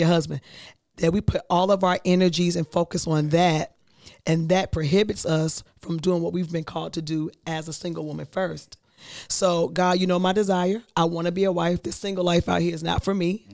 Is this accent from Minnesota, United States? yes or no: no; Virginia, United States; moved away as an adult; I am from Virginia